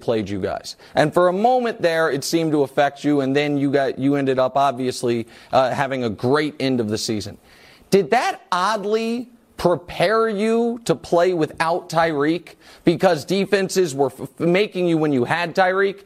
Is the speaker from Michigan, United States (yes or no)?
no; Kansas City, Missouri, United States; my hometown, what you've done for Kansas City